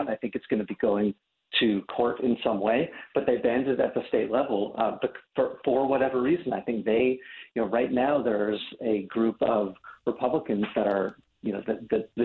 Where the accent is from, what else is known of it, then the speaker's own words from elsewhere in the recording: New York, United States; I'm from New York